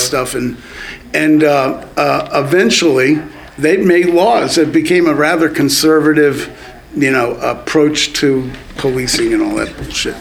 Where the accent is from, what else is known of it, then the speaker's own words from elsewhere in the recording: Allentown, Pennsylvania, United States; I grew up in Allentown